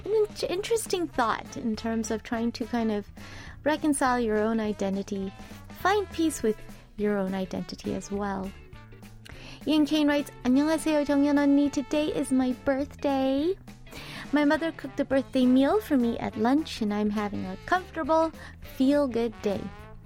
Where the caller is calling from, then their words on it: Indonesia; English is a second language; I am from Indonesia and finally back to my office after a long rest because I was sick.